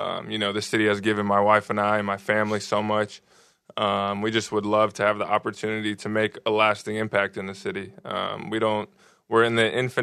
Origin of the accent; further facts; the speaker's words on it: California, United States; I was in California growing up.